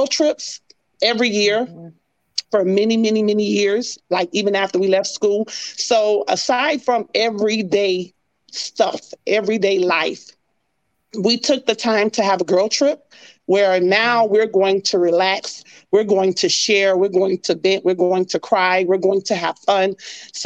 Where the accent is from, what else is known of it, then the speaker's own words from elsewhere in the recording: Miami, Florida, United States; moved away as an adult; also born or lived in Ohio; I'm from Miami, Florida, where it's always hot